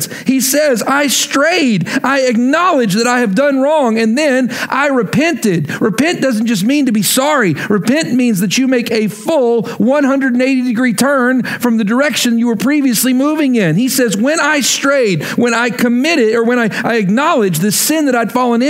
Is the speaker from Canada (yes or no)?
no; Lubbock, Texas, United States; moved away as an adult; also born or lived in Oklahoma; move back to my hometown of Lubbock, Texas